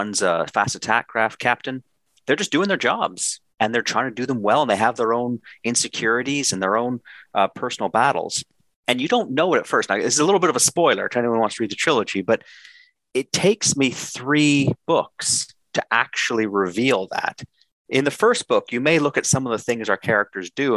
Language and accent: English; Canada